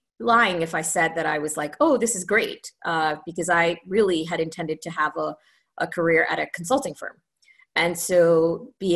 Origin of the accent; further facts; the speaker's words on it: Trinidad & Tobago; moved away as an adult; also born or lived in Ontario, Canada; So I was born in Trinidad in the Caribbean. And I lived there until I was, just turned to 18. And I left to go to Canada to go to university